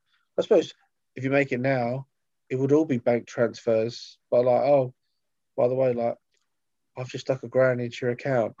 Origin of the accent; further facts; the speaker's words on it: Brighton, New York, United States; born there; I was born in Brighton, New York.